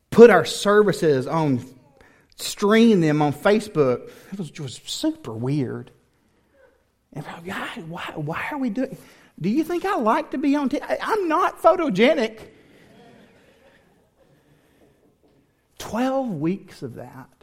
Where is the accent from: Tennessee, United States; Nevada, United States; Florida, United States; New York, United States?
Tennessee, United States; also born or lived in Houston area, Texas; now in Texas, United States; I grew up in Tennessee